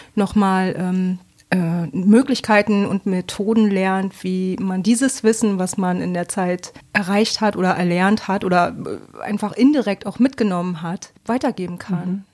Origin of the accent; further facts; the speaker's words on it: Bremen, Germany; now in Bremerhaven, Germany; Ich komme aus Bremen, also nicht ursprünglich, aber ich wohne hier schon eigentlich mein Leben lang